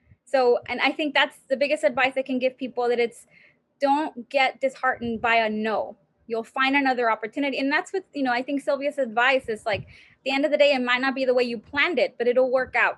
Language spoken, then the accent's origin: English; United States; first language Spanish; English is a second language; I'm Mexicana and I'm American. I don't have an accent and I speak fluent Spanish. It's my first language.